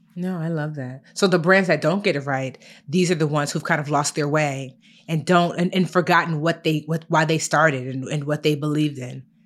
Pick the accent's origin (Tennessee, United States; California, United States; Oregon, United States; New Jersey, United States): New Jersey, United States; Newark; I was born in Newark, New Jersey, brick city